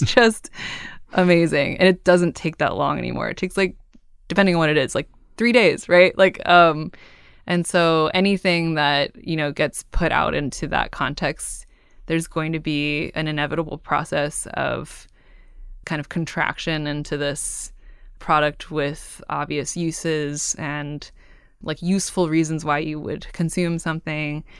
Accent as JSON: {"language": "English", "town": "Cupertino", "region": "California", "country": "United States", "tie": "born or raised there", "also_born_or_lived": "San Francisco", "lives_now": "Oakland, United States", "said": "I grew up in Cupertino and I, I now live in Oakland and I lived in San Francisco before"}